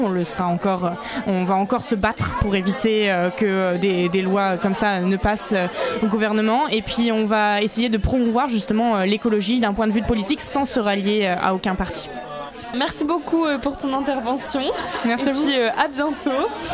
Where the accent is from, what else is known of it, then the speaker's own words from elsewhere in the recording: Brittany, France; je viens de Bretagne